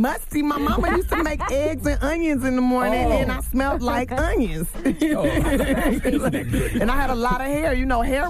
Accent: Los Angeles, California, United States; I'm from South Central, like, and we start comparing our hoods

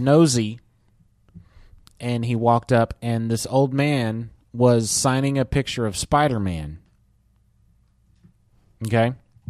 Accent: Keller, Texas, United States; the Quick Trip in Keller, Texas, which is where I live.

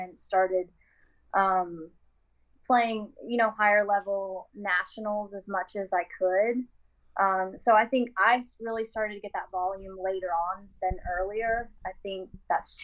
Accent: Oklahoma, United States; I grew up in Oklahoma playing Missouri Valley

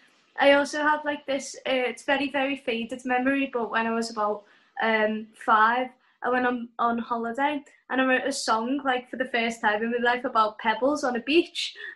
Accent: Liverpool, North West England, United Kingdom; Oh, I'm from Liverpool.

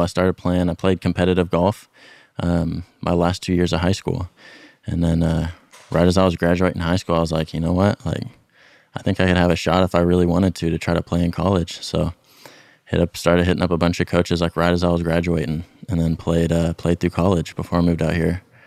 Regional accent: Dallas, Texas, United States; moved away; mostly grew up around the Dallas area, North

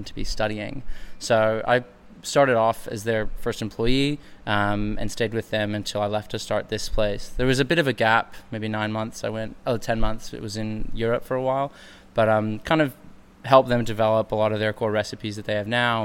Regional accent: United States; moved away as an adult; now in Sydney, Australia; I'm American, but I studied my undergraduate here in Australia

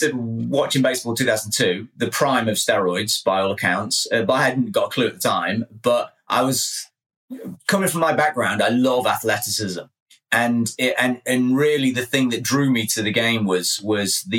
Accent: England, United Kingdom; I'm English

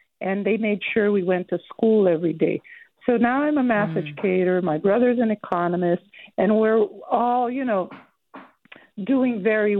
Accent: Brazil; now in United States; when I grew up in Brazil during the military dictatorship, my parents, who were not very wealthy

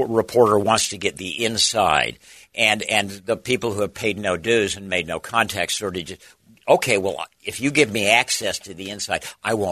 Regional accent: Salt Lake City, Utah, United States; I grew up in Salt Lake City

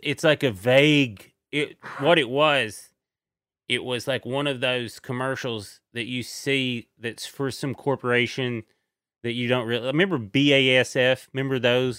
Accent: East Tennessee, United States; I'm from East Tennessee

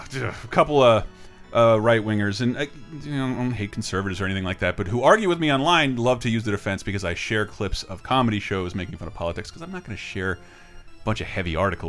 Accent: the South, United States; I grew up in the South

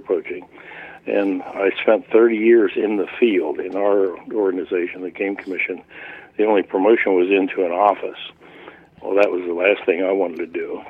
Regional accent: Pennsylvania, United States; when I became of age, uh, 12 years of age and legal to hunt in Pennsylvania

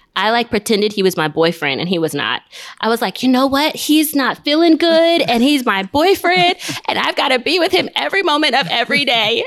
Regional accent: Nigeria; I'm Nigerian.

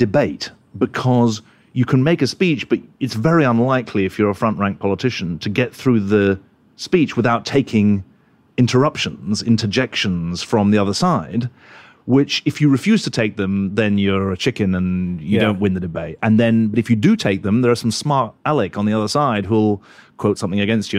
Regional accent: London, United Kingdom; moved away as an adult; now in New York, United States; I'm a Londoner.

